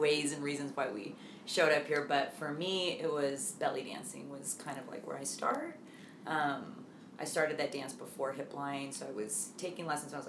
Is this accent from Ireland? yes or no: yes; Dublin, Leinster, Ireland; especially growing up in Dublin, you know, like, you know, I mean, we had our good group of friends